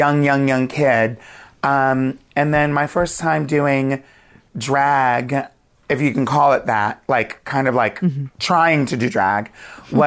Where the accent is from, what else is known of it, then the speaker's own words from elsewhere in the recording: Wilmington, Delaware, United States; moved away as an adult; now in New York, United States; I grew up near Philly in Wilmington, Delaware.